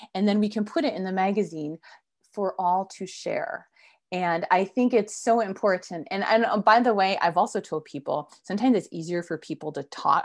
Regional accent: East Coast, United States; moved away; I'm originally from the East Coast, so I was visiting family in Connecticut

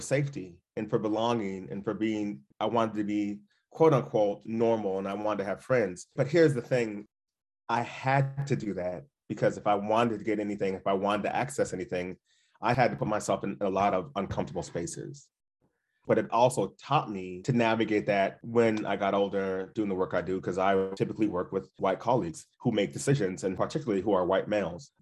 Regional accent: Duluth, Minnesota, United States; My history in my childhood growing up in Duluth, I had a good childhood, but I would have rather not grew up in Duluth

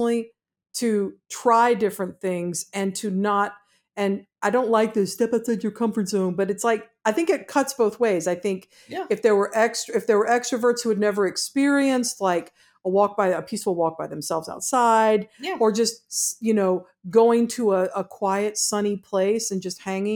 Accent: Georgia, United States; I'm from Georgia

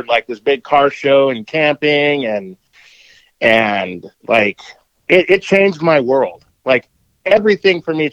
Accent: San Bernardino, California, United States; I grew up close to the beaches, but more inwards like San Bernardino

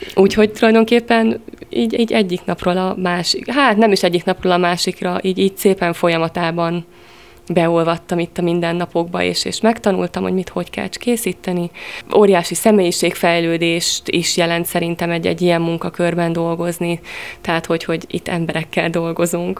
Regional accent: Monor, Pest, Hungary; moved away as an adult; now in Veszprém, Hungary; Én Pest megyei vagyok, Monorról jöttem.

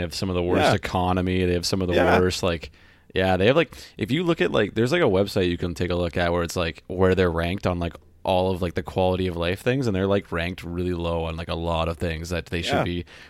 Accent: Canada; I fucking love being Canadian.

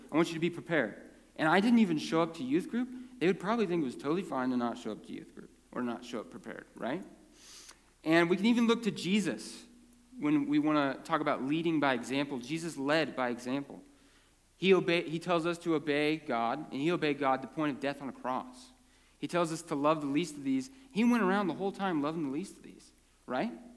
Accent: Prineville, Oregon, United States; born or raised there; also born or lived in California

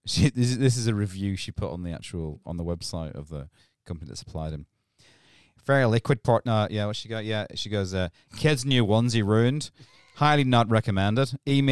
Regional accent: Ireland; Yeah, I'm fucking Irish, yes.

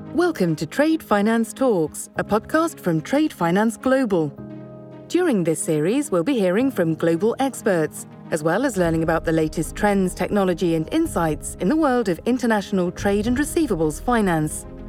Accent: United Kingdom; moved away as an adult; also born or lived in Southeast Asia; now in Kuala Lumpur, Malaysia; I'm from the UK originally, but I haven't lived in the UK for now close on 30 years.

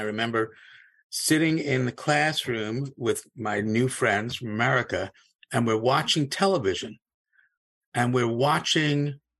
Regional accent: Cape Town, Western Cape, South Africa; now in United States; I wasn't born in the United States. I was born in Cape Town, South Africa, was a British subject, didn't move here until the 60s or so.

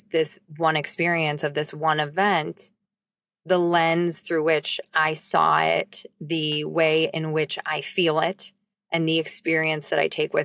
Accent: Highland Park, Illinois, United States; my hometown of Highland Park

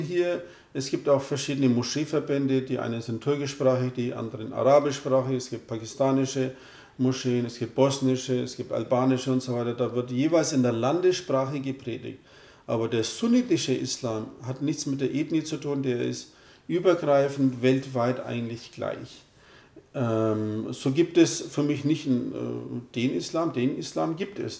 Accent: Röthenbach, Bavaria, Germany; also born or lived in Turkey; Ich bin hier in Deutschland aufgewachsen, lebe seit 50 Jahren hier

